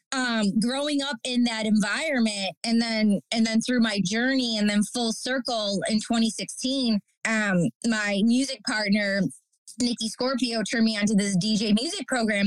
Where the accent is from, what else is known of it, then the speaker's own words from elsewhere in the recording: Detroit, Michigan, United States; now in New York, United States; I'm from Detroit, Michigan, and I grew up in the Detroit electronic music scene